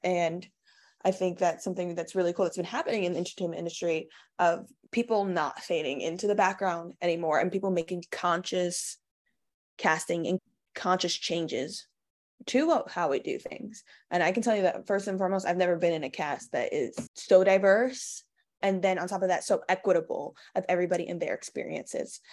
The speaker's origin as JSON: {"language": "English", "town": "New York City", "region": "New York", "country": "United States", "tie": "born or raised there", "also_born_or_lived": "Bronx, New York", "said": "I was born in the Bronx, and I was raised in Queens in a small neighborhood called Saint Albans"}